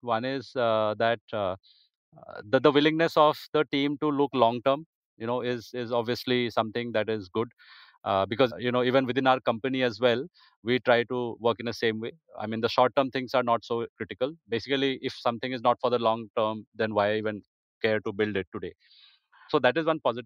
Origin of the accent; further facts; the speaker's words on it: India; an Indian football lover